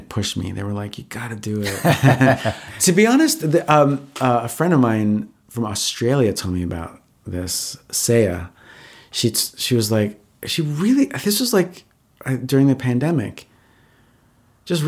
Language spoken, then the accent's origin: English; Valley Stream, New York, United States; I grew up in Long Island.